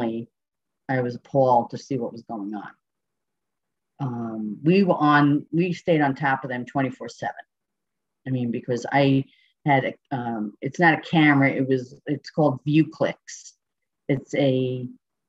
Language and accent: English; Schenectady, New York, United States; I'm from Schenectady, New York, which is upstate New York